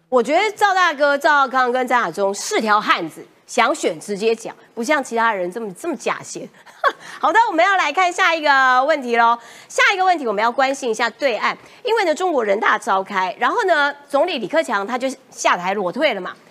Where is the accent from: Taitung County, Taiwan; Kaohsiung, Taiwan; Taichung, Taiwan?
Kaohsiung, Taiwan; 高雄女孩是像我这样